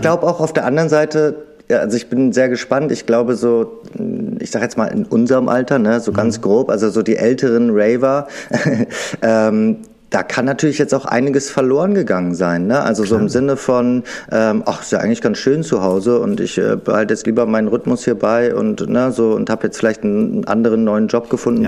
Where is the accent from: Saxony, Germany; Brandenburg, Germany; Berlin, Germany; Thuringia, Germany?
Berlin, Germany; Wir sind ja unter Berlinern hier